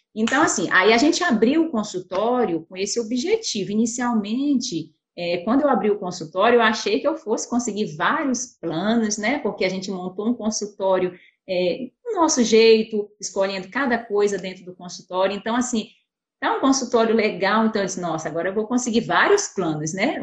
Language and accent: Portuguese; Pará, Brazil; moved away as an adult; also born or lived in Belo Horizonte; eu sou paraense